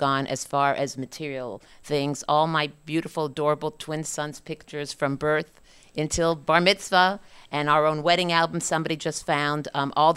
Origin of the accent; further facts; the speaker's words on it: Montreal, Quebec, Canada; I'm a Canadian, Montreal, Canada